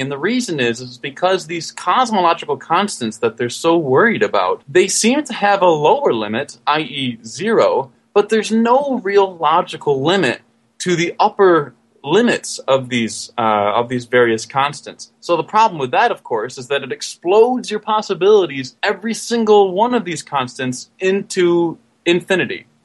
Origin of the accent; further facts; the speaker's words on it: Michigan, United States; I am actually from Michigan